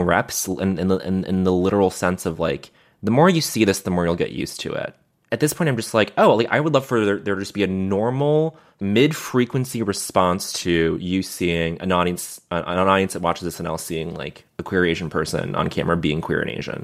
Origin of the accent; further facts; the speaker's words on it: Montreal, Quebec, Canada; growing up in Montreal